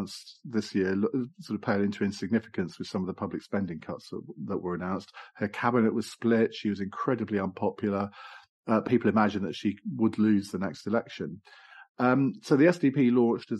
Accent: Essex, East of England, United Kingdom; also born or lived in East End of London; I come from Essex

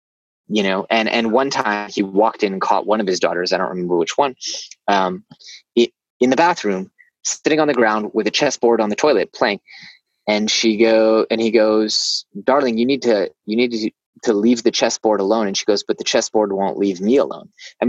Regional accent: Silicon Valley, Bay Area, California, United States; moved away; I grew up in Silicon Valley in the Bay Area, where HBO shows take place now, but really where all the startup and high-tech magic happens.

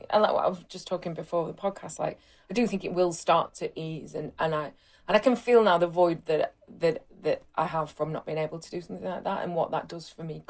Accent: Rotherham, Yorkshire and the Humber, United Kingdom; Well, there kind of wasn't one, but then I did have this T-shirt that said Rotherham is the new Berlin

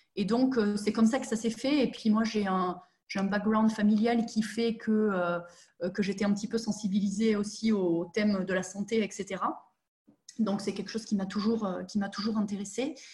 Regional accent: southern France, France; moved away as an adult; now in Germany; je suis une vraie sudiste de 29 ans

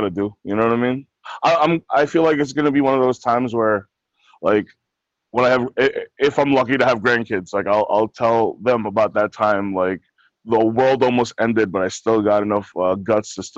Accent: New Jersey, United States; I'm from New Jersey

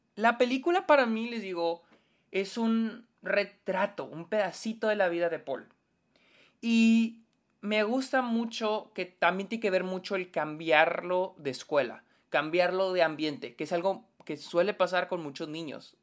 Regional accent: Mexico; nosotros como mexicanos

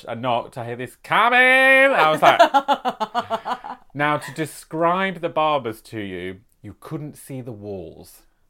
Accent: United Kingdom; accent: British; Nancy soon detected my British accent

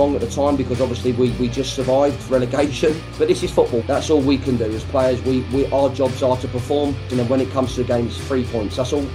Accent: Watford, East of England, United Kingdom; I was brought up in Watford, so that was my hometown club

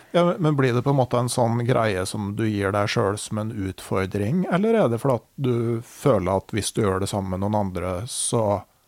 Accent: Gausdal, Innlandet, Norway; I hjembygda mi i Gausdal så var det jo helt vilt

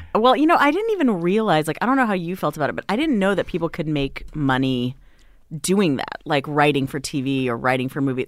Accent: Hawaii, United States; moved away as an adult; also born or lived in Las Vegas, Nevada; now in Los Angeles, United States; I was born in Vegas. We lived there for, you know, a number of years. Then my family moved to Hawaii 'cause my dad got another job.

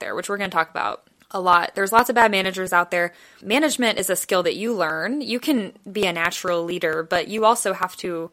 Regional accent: United States; We're from America

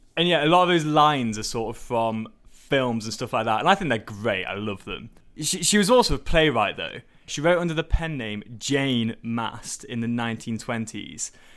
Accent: Staffordshire, West Midlands, United Kingdom; I grew up in Staffordshire

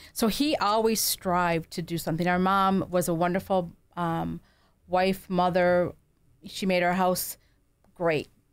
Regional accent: Kenmore, New York, United States; also born or lived in Williamsville, New York; We grew up in Kenmore

